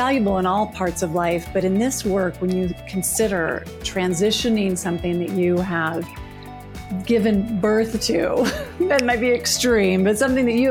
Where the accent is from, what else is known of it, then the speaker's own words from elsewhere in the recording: Colorado, United States; I am originally from Colorado